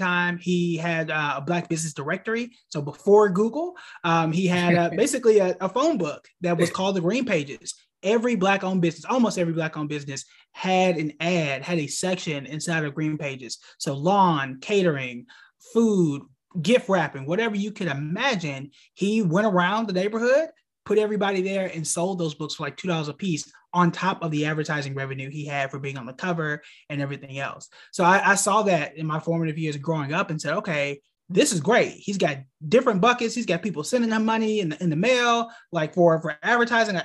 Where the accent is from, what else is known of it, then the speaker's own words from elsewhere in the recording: Tulsa, Oklahoma, United States; moved away as an adult; also born or lived in Hampton, Virginia; now in North Carolina, United States; born and raised in the heart of Black Wall Street, Tulsa, Oklahoma. I spent really my entire life up until college there